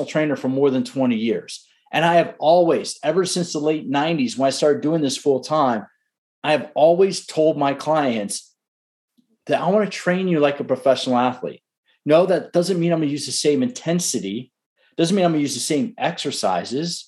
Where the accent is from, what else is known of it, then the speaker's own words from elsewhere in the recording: Washington, District of Columbia, United States; I grew up in the Washington, D.C. area